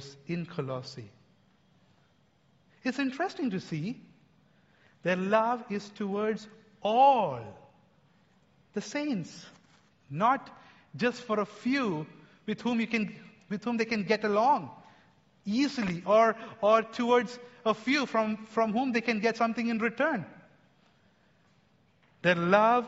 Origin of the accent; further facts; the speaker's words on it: India; I'm an Indian